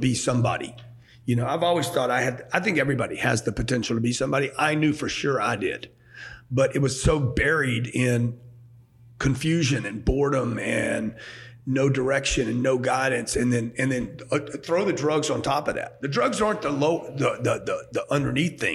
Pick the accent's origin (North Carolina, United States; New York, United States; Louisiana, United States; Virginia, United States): Louisiana, United States; born or raised there; also born or lived in Houston, Texas / California; now in Miami, United States